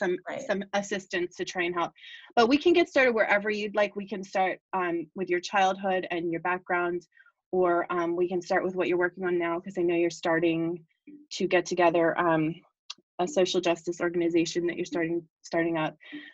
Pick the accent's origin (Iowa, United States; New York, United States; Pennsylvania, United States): Pennsylvania, United States; Bristol; I actually grew up in Bristol in Bucks County. I'm not from Bucks County at all. And I grew up, my mom's actually from Boyertown, and we moved here about 6 years ago.